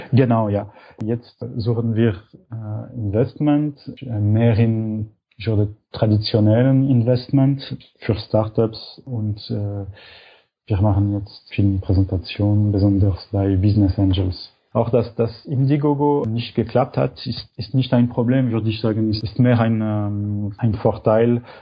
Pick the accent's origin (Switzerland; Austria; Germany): Switzerland; Und für uns als Schweizer ist Kickstarter noch nicht zur Verfügung.